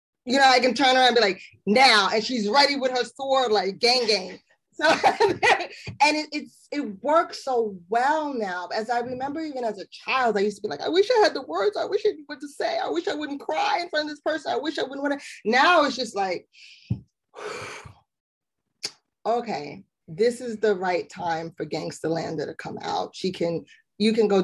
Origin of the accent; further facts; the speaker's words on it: New York City, New York, United States; I'm from Brooklyn